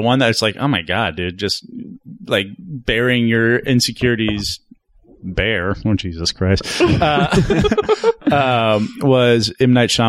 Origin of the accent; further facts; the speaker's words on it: Kansas City, United States; The newspaper I grew up with in Kansas City